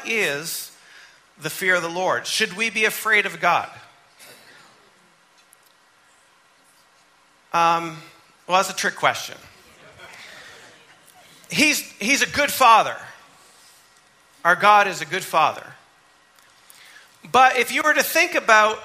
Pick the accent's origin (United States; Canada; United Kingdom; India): Canada; moved away; I grew up in Canada, my mom's from Massachusetts, I'm Yankee.